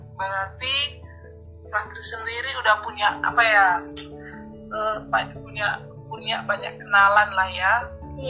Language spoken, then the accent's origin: Indonesian; Batak, North Sumatra, Indonesia; accent: Batak; aku dari Batak